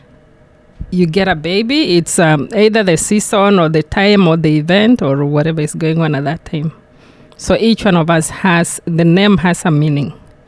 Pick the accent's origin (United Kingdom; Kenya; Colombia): Kenya; now in United States; I'm from Kenya